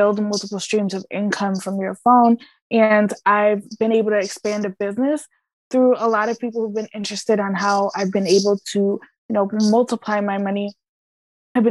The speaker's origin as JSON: {"language": "English", "region": "Connecticut", "country": "United States", "tie": "born or raised there", "also_born_or_lived": "Puerto Rico", "said": "I'm actually from Puerto Rico. I was born there, but I was raised in Connecticut for most of my life"}